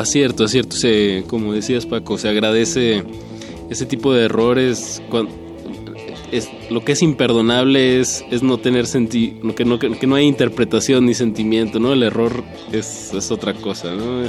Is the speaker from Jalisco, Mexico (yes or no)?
no; Torreón, Coahuila, Mexico; yo soy de Torreón